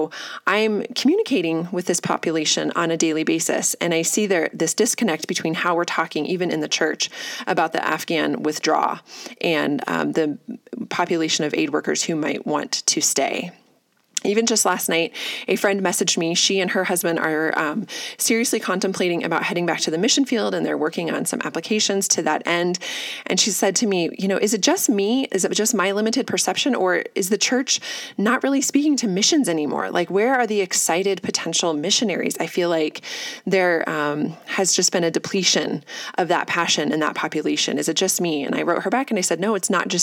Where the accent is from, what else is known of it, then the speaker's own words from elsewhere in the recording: United States; as American Christians